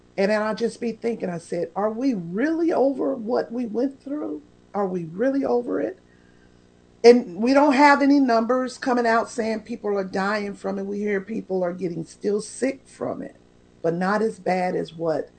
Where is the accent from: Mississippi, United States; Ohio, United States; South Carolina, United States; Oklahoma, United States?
Oklahoma, United States; Oklahoma City; moved away; I come from Tornado Alley. I lived in Oklahoma City